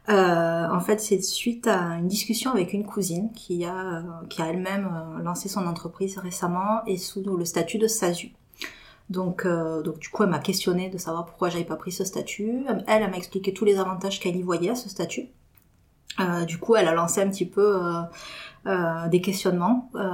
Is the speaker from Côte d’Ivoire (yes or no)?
no; Toulouse, Occitania, France; je suis toulousaine pure souche